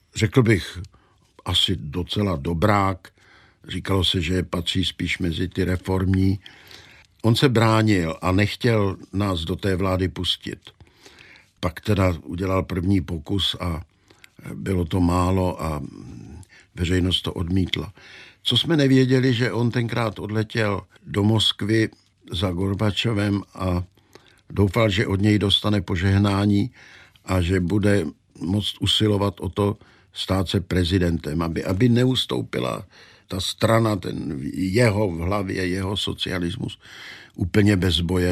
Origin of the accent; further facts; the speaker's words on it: Czechia; my Češi